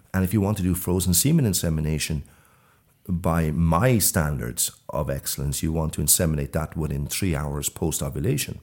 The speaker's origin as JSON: {"language": "English", "town": "Ashbourne", "region": "County Meath", "country": "Ireland", "tie": "born or raised there", "moved": "yes", "lives_now": "Sweden", "said": "I'm from Ashburn in Mead originally"}